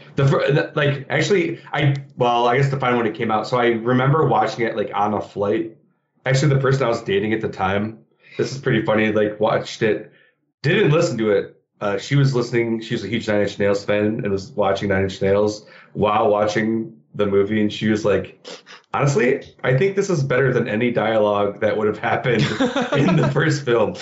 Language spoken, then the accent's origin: English; Michigan, United States; also born or lived in Philadelphia; now in Chicago, United States; I'm originally from Michigan